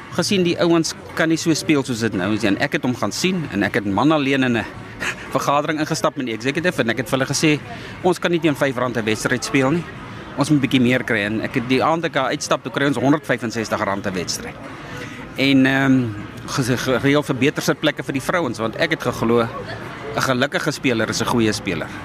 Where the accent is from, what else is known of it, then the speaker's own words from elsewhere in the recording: South Africa; ons as Suid-Afrikaners